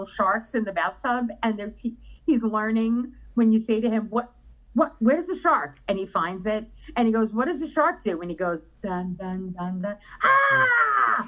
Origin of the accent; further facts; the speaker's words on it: New York, United States; I'm from New York